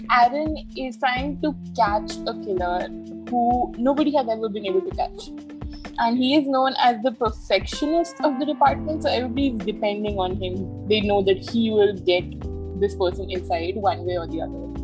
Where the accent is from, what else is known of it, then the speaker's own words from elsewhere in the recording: Delhi, India; I'm from Delhi, and I was born and raised here.